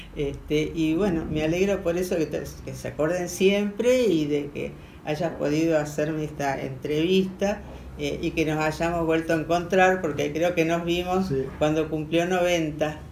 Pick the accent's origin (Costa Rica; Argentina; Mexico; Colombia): Argentina; Rosario, Santa Fe; Yo bien rosarina